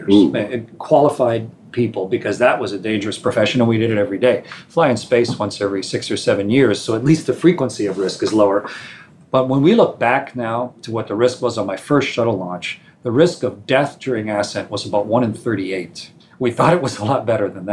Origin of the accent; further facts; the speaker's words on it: Canada; I'm a Canadian